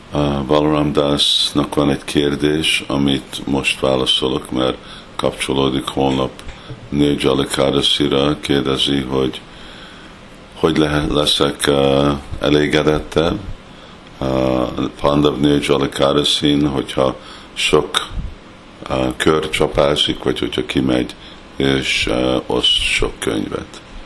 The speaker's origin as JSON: {"language": "Hungarian", "town": "Montreal", "region": "Quebec", "country": "Canada", "tie": "born or raised there", "moved": "yes"}